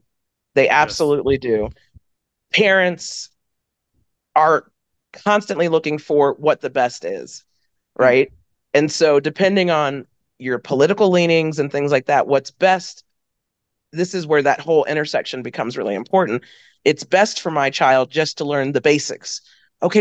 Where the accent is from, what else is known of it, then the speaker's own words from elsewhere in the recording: Frederick County, Maryland, United States; also born or lived in Winston-Salem, North Carolina / DC area; I was born in Winston-Salem, North Carolina. I grew up in outside of the DC area, then Western Maryland, which like Frederick County, Maryland